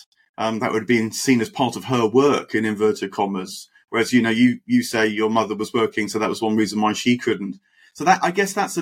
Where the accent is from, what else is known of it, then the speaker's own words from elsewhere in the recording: United Kingdom; have been born and raised in Britain, modern Britain